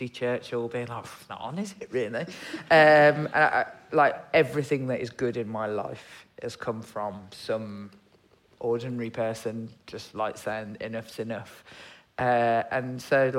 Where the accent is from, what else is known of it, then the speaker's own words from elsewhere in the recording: Birmingham, West Midlands, United Kingdom; I'm from Birmingham